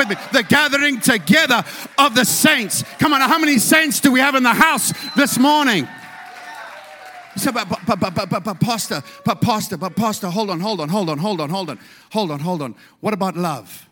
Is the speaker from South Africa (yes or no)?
yes; South Africa; I come from South Africa